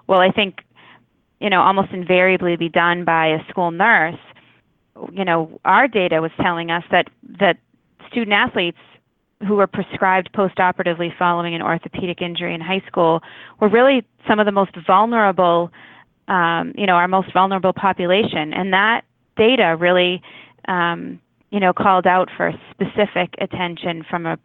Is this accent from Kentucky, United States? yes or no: no; Walpole, Massachusetts, United States; I grew up in Walpole